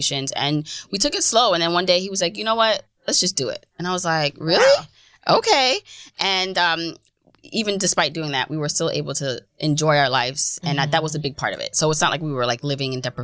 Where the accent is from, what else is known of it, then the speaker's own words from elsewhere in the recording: New York City, New York, United States; also born or lived in Jamaica; I grew up in Fort Greene